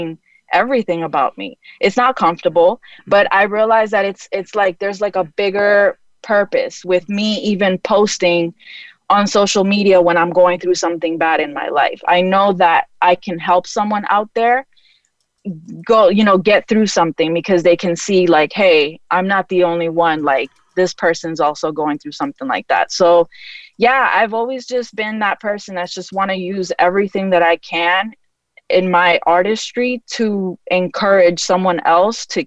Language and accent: English; New York, United States; also born or lived in Florida / Honduras; now in Chicago, United States; I'm a transplant. I'm originally from New York.